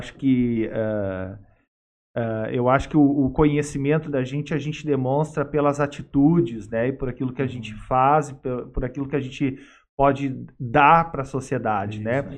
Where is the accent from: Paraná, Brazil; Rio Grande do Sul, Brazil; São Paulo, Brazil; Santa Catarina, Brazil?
Rio Grande do Sul, Brazil; Sapiranga; Sapiranga de novo? Que é a minha cidade natal